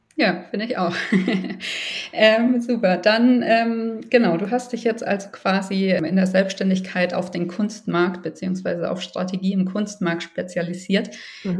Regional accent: Germany; bei uns in Deutschland

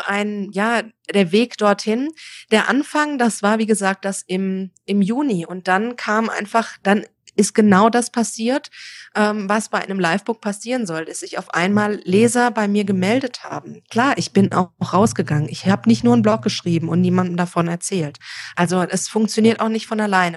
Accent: near Frankfurt, Hesse, Germany; moved away as an adult; also born or lived in Mexico; ich bin komme aus Deutschland, geboren in der Nähe von Frankfurt ähm, und dort zur Schule gegangen.

